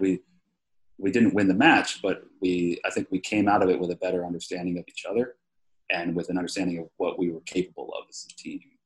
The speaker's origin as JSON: {"language": "English", "town": "New York City", "region": "New York", "country": "United States", "said": "as a New Yorker"}